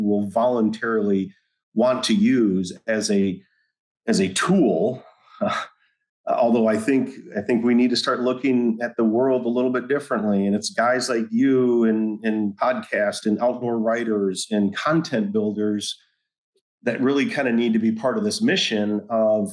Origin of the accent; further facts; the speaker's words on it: Michigan, United States; moved away; I was born and raised in Michigan